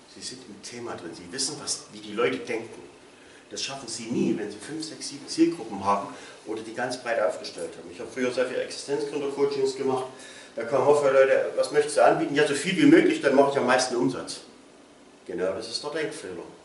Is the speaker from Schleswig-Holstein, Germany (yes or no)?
no; Plauen, Saxony, Germany; Ich komme hier aus Plauen